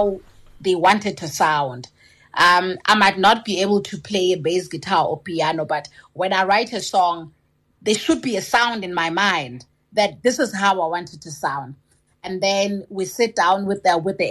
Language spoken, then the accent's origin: English; Limpopo, South Africa; we are from Limpopo or we are Venda speaking